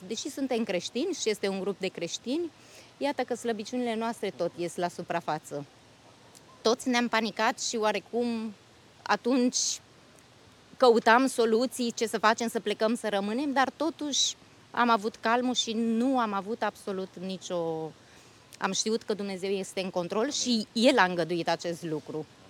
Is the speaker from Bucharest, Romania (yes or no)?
yes; Bucharest, Romania; moved away as an adult; now in Austria; româncă din București. Sunt stabilită de 10 ani în Austria